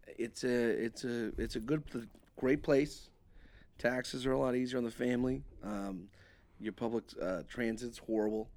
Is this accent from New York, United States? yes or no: yes; New York, United States; moved away; growing up in New York